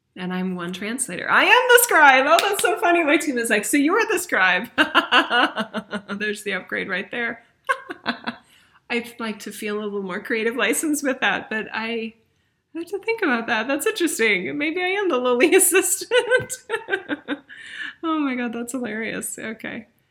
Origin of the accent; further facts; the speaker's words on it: United States; we as a nation, I'm American